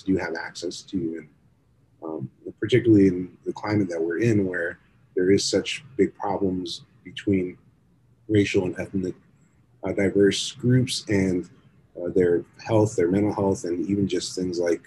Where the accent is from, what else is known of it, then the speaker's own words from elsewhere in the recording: South Florida, United States; when we were growing up in South Florida